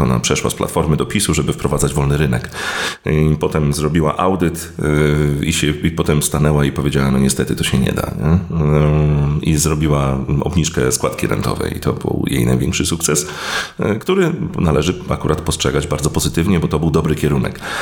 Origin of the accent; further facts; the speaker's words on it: Gdynia, Pomeranian Voivodeship, Poland; Ja jestem z Gdyni